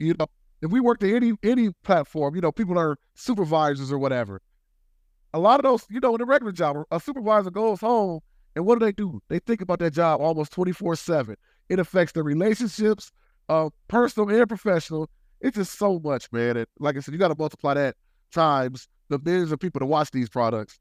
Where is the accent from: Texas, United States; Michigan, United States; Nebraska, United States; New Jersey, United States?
Michigan, United States; Detroit; I grew up in Detroit, Michigan